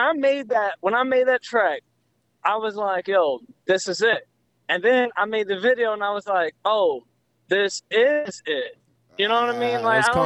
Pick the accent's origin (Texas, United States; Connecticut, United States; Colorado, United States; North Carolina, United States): North Carolina, United States; Raleigh; Well, Raleigh, Psy, you know, I rocks with it. It's my thing.